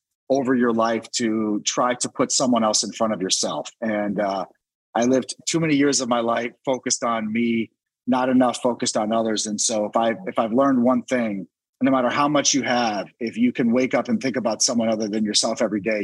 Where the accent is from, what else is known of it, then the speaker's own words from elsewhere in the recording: Washington, District of Columbia, United States; my hometown of DC